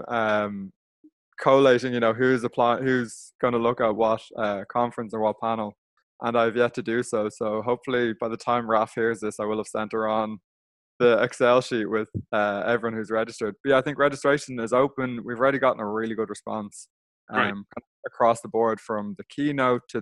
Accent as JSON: {"language": "English", "country": "Ireland", "said": "as an Irish person"}